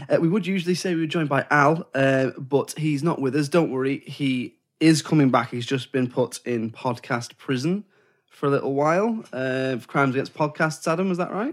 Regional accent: England, United Kingdom; we're English

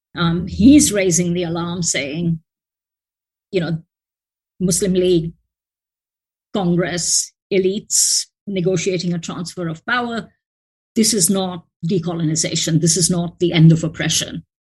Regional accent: India; moved away; as an Indian, when I go home

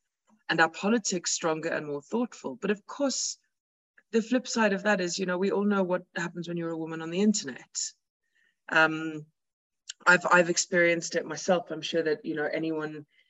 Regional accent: South Africa; as South African feminists

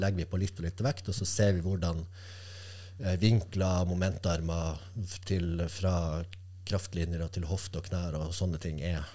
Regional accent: Kirkenes, Finnmark, Norway; jeg vokste opp der jeg gjorde

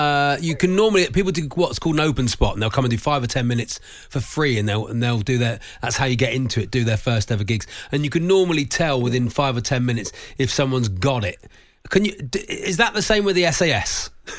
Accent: Torquay, South West England, United Kingdom; Torquay, yeah, in Devon

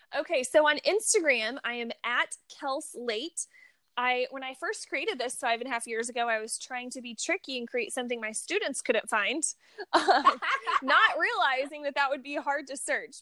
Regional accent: Missouri, United States; now in California, United States; I grew up in Missouri

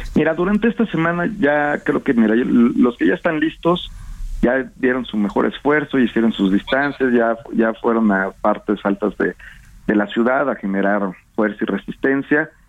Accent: Mexico; somos además los mexicanos

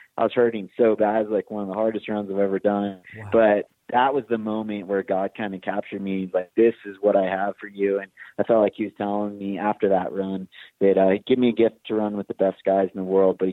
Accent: Big Bear Lake, California, United States; my hometown in Big Bear

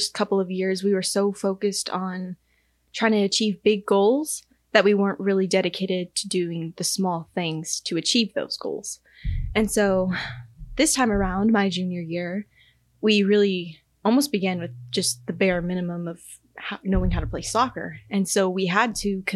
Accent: Texas, United States; now in Kansas, United States; I'm from Texas.

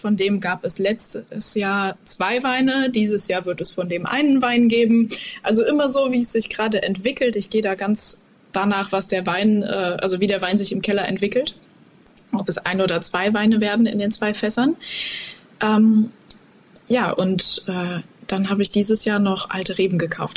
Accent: Koblenz, Rhineland-Palatinate, Germany; ich bin ja in Koblenz aufgewachsen und quasi am Mittelrhein groß geworden

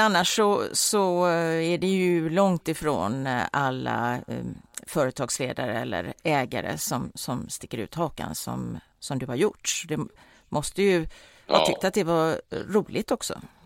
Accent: Gothenburg, Västra Götaland, Sweden; vi är ju göteborgare

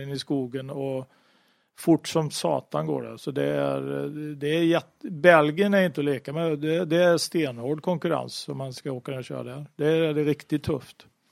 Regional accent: Sweden; jag var svensk

